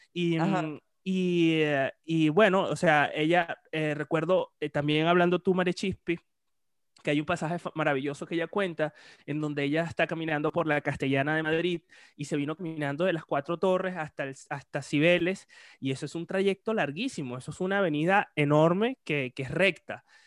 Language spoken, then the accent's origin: Spanish; Puerto La Cruz, Anzoátegui, Venezuela; yo soy de Puerto la Cruz